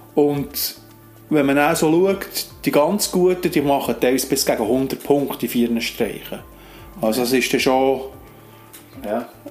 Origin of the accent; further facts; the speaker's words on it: Alchenflüh, Bern, Switzerland; in Alchenflüh, wo ich aufgewachsen bin.